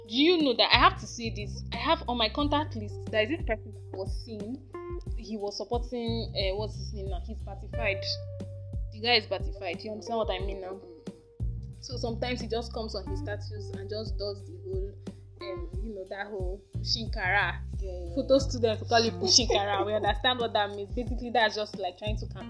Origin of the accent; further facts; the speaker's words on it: Nigeria; as a Nigerian